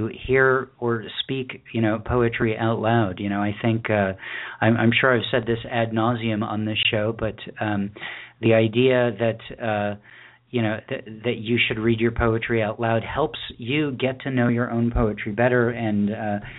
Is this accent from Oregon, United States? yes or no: no; central New York, United States; moved away; when I was in Boy Scouts in central New York